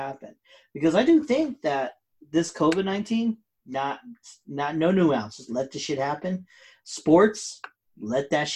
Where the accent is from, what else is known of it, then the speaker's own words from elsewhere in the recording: United States; I'm an American. America.